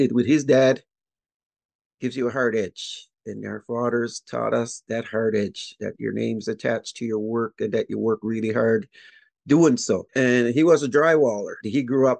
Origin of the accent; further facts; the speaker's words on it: Membertou, Nova Scotia, Canada; I'm from the First Nation community of Membertou.